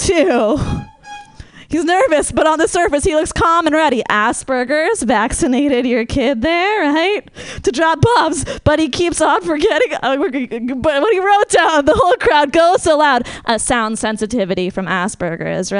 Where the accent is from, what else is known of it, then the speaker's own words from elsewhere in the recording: Marin, California, United States; I'm from Marin